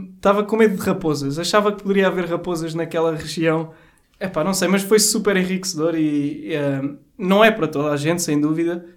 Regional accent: Lisbon, Portugal; moved away as an adult; also born or lived in Romania; vou para Lisboa, Portugal, é de lá que sou.

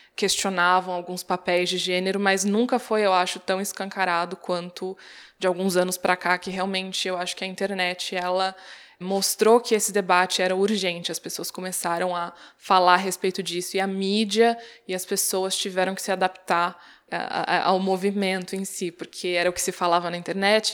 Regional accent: Brazil; Nasci no Brasil, numa cidade do interior

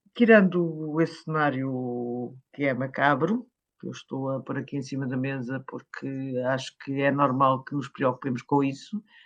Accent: Caldas da Rainha, Leiria District, Portugal; na minha cidade, das Caldas da Rainha

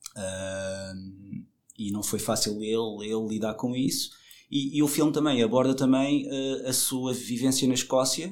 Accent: Madeira, Portugal; eu cresci na Madeira, eu sou madeirense

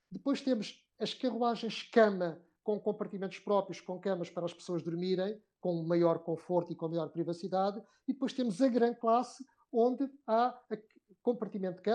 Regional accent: Portugal

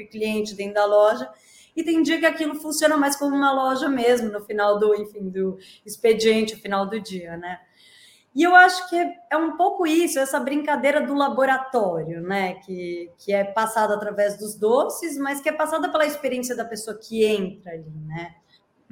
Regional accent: Brazil; now in Portugal; como nós brasileiros

